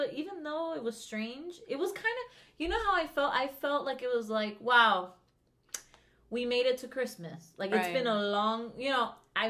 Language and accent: English; Venezuela; because I'm from Venezuela